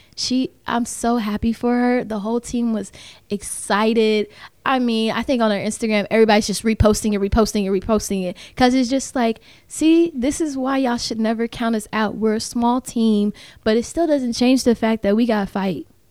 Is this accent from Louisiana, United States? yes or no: no; Tampa, Florida, United States; moved away as an adult; now in Kentucky, United States; I'm from Tampa